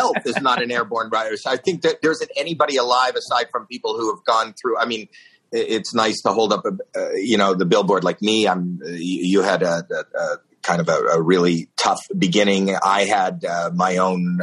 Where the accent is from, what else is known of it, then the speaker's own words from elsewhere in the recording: Toronto, Ontario, Canada; I'm from Toronto, Canada